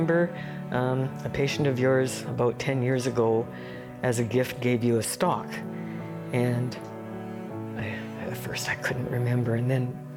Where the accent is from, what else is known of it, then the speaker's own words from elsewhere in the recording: Calgary, Alberta, Canada; I'm from Calgary.